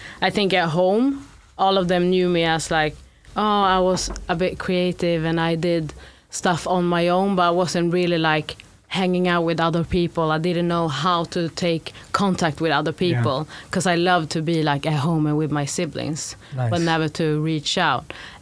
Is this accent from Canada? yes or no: no; Sweden; also born or lived in Gambia; when I said Sweden